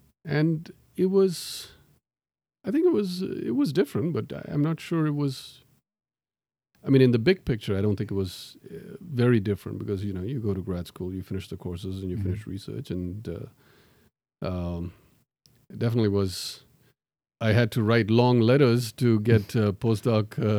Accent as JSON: {"language": "English", "country": "Tanzania", "tie": "born there", "said": "So I was born in Tanzania, and I'm, people ask me whether I'm Tanzanian. No, I'm not."}